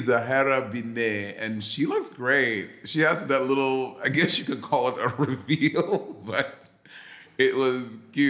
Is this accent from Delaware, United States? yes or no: no; New York City, New York, United States; also born or lived in Atlanta / St. Lucia / New Jersey; I'm from New York City.